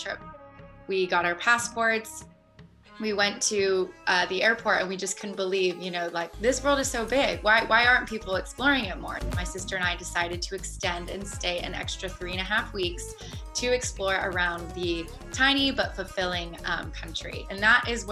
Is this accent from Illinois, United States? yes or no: no; Columbus, Ohio, United States; moved away as an adult; also born or lived in Miami Beach / New York / Australia; growing up in the Midwest in Columbus, Ohio